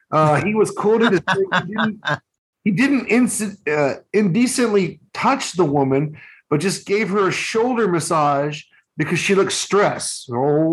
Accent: Texas, United States; now in Japan; I'm Texan.

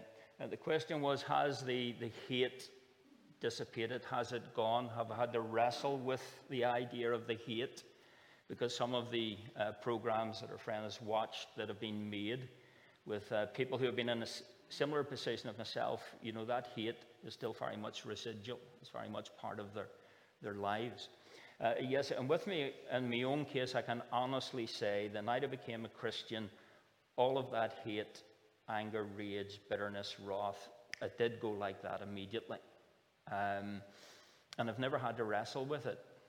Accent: Northern Ireland, United Kingdom

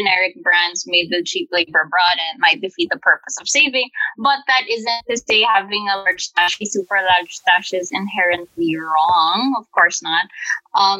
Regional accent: Manila, Metro Manila, Philippines; Our small family of three is born and raised in Manila in the Philippines

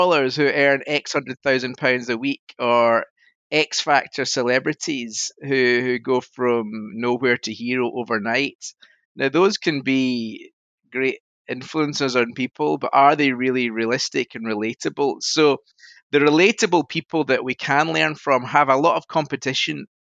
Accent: Scotland, United Kingdom; now in Yorkshire, United Kingdom; I'm sitting in Yorkshire and you might tell from my voice I'm Scottish

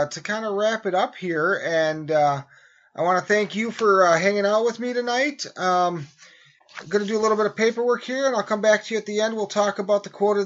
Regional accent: United States; we as American citizens

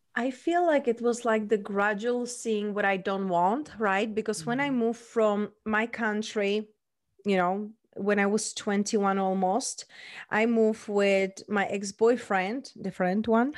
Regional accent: Czechia; accent: mixed; English is a second language; moved away as an adult; also born or lived in London / Spain; now in Las Vegas, United States; So raised and born, I was in Czech Republic

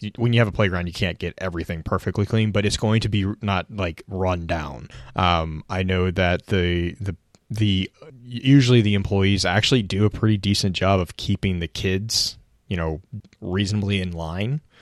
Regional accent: Texas, United States; growing up in Texas

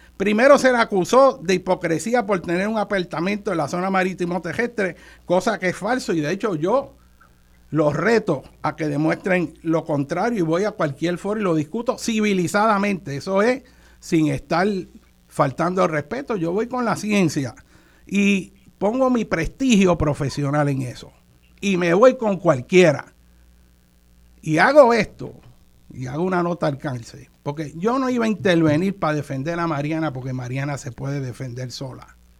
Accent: Puerto Rico; no solo como puertorriqueño, sino como tío tuyo que soy

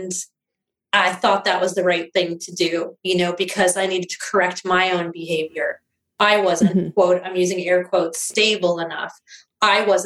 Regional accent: East Coast, United States; moved away; I grew up mostly on the East Coast.

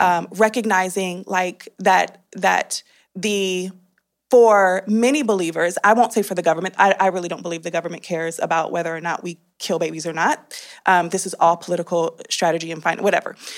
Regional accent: California, United States; I, uh, grew up, born and raised in California

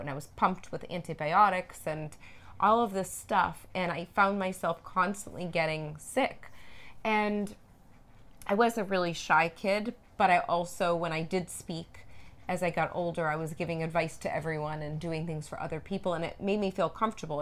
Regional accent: Norwood, Massachusetts, United States; moved away; We're actually in Norwood, Massachusetts, in my hometown. we're at my parents' house

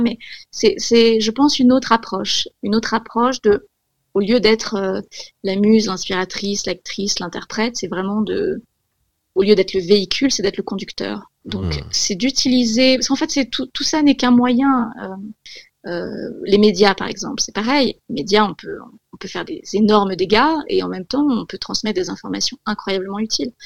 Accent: Corsica, France; j'ai grandi, j'ai grandi en Corse

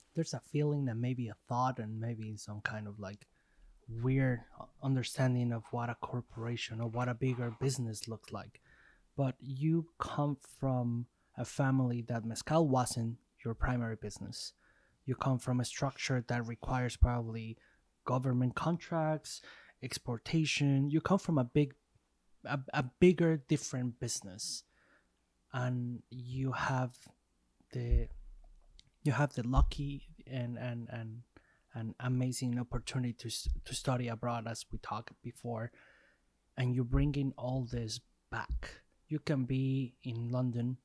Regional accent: Mexico; growing up in Mexico

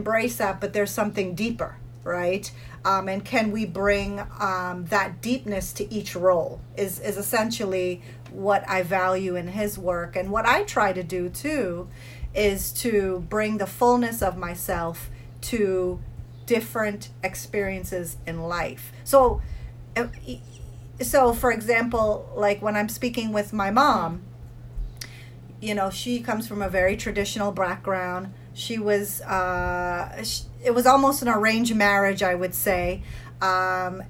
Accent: United States; I grew up in the United States. You know, we moved here when I was 8

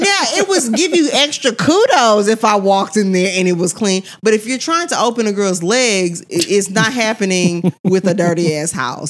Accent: Missouri City, Texas, United States; I'm from Missouri City.

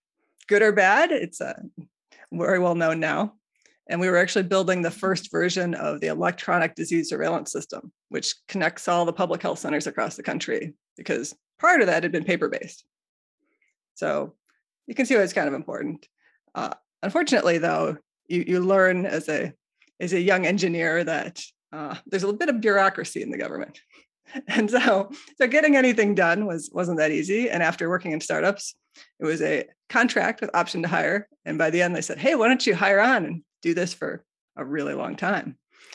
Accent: Chicago, Illinois, United States; moved away as an adult; now in Dearborn, United States; I grew up in the Chicago area

